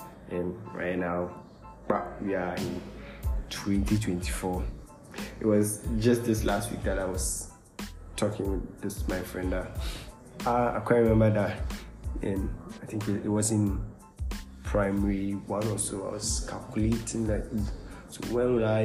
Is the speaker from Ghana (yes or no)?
yes; Cape Coast, Central Region, Ghana; I'm from Cape Coast